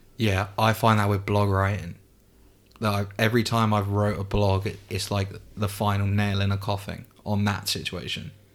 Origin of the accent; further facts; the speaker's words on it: England, United Kingdom; I'm obviously English, but my dad's side of the family is Spanish